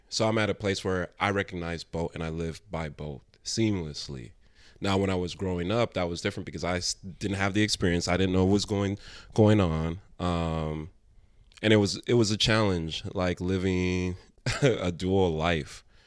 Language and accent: English; United States; born or raised there